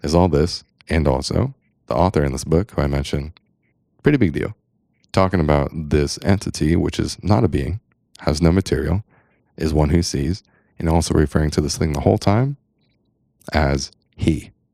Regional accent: San Diego, California, United States; I'm a dude from San Diego

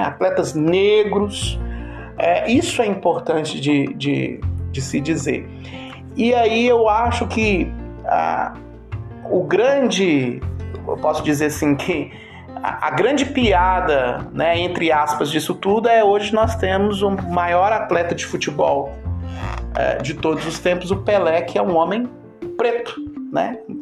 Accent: Brazil; como bom brasileiro é, que sou

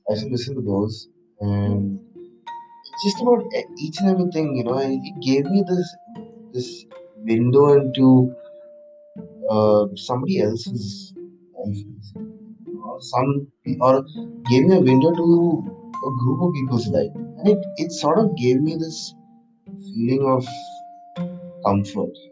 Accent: Kochi, Kerala, India; moved away as an adult; also born or lived in Chennai / Bangalore; Specifically in India, I'm from Kerala, specifically from Kerala. I am I am from Kochi, and I grew up my entire life in Kochi, and I st- I did my entire schooling in Kochi, uh, and then for college I went to Chennai.

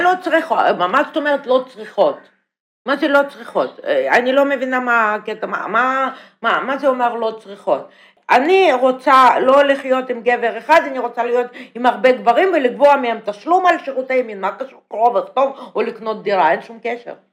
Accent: Russia; Hebrew is a second language; moved away as an adult; now in Israel; אני באה מרוסיה

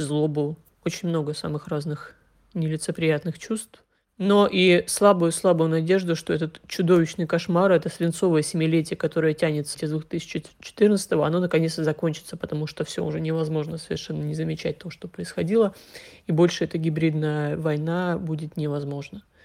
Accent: Russia; я родилась и выросла в России, говорю по-русски

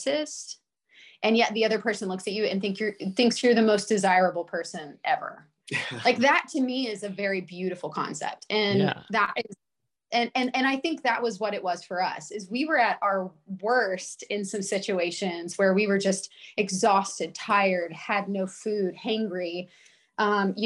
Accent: Alabama, United States; also born or lived in Florida / Georgia; now in Colorado, United States; grew up in Alabama

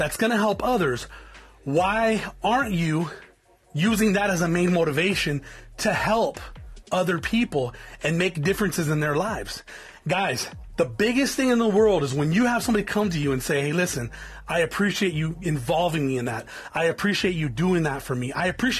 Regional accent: South Tucson, Arizona, United States; I come from South Tucson, Arizona. I come from an area that's infested with gangs

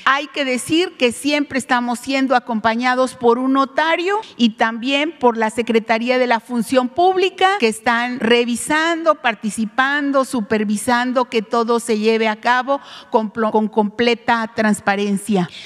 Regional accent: Cualac, Guerrero, Mexico; Yo soy de aquí de Cualac, originaria

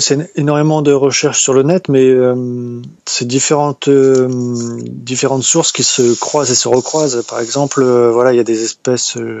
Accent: Brittany, France; je suis de Bretagne, dans le Morbihan

